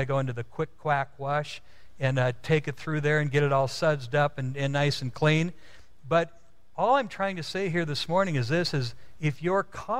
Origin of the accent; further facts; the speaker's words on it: Midwest, United States; now in California, United States; When I moved to California, almost 19 years ago, I came from the Midwest, and in the Midwest, you've seen all of the snow out there